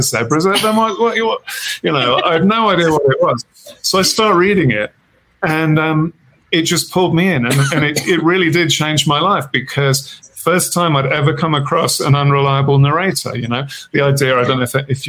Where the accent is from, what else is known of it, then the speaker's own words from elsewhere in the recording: Birmingham, West Midlands, United Kingdom; now in Wyoming, United States; I was born in Birmingham, England